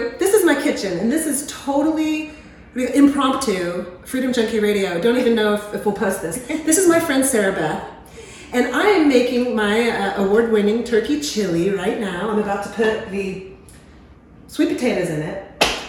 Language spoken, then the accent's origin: English; Houston, Texas, United States; I was born in Houston. I'm a fifth generation Texan. I'm as Texan as it gets.